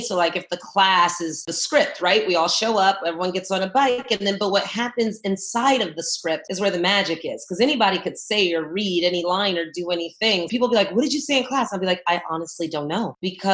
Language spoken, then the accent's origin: English; San Francisco, California, United States; moved away as an adult; also born or lived in New York; now in Los Angeles, United States; I'm from San Francisco, California. That's where I was born and raised